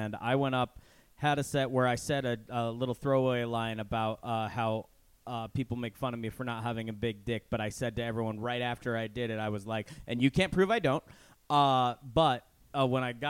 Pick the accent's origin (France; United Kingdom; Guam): Guam; I was born on Guam